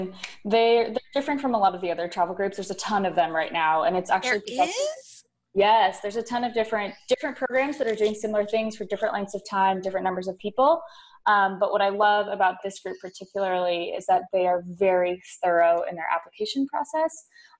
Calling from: Split, Split-Dalmatia County, Croatia; I'm recording from Split, Croatia.

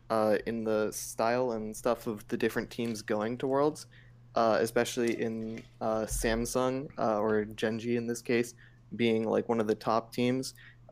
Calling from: Santa Monica, California, United States; Santa Monica, California.

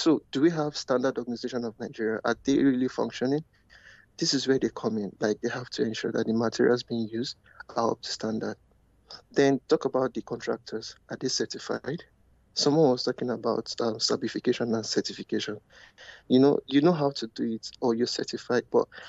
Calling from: Canada

